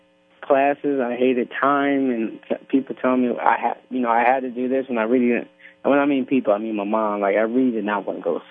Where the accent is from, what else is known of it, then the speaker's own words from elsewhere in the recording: Yonkers, New York, United States; growing up in Yonkers